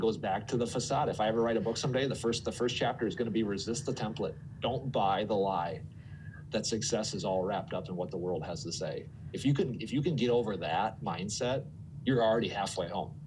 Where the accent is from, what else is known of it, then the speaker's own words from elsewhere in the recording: Twin Cities, Minnesota, United States; also born or lived in Phoenix; I moved from Phoenix to the Twin Cities